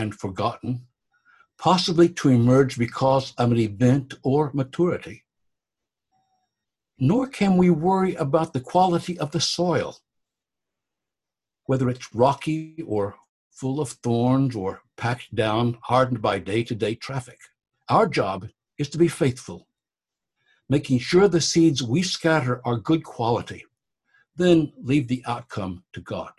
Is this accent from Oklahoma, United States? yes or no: yes; Oklahoma, United States; also born or lived in Galveston, Texas; I took Oklahoma history in high school, went to college there